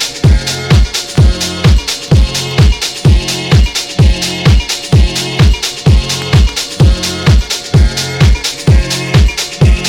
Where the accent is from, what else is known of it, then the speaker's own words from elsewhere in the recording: Glasgow, Scotland, United Kingdom; he recognised my accent and he said, "Are you from Glasgow?" I said, "Yep."